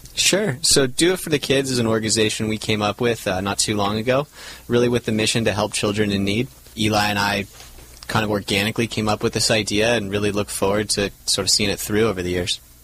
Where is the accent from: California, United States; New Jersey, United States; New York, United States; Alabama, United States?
California, United States; Laguna Beach; born or raised there